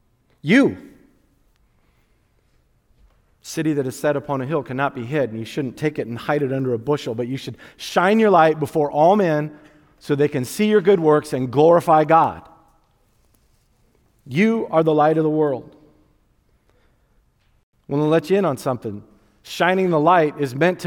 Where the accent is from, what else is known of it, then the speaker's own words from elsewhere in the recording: Wakarusa, Indiana, United States; I grew up in Wakarusa. We still say hi in Wakarusa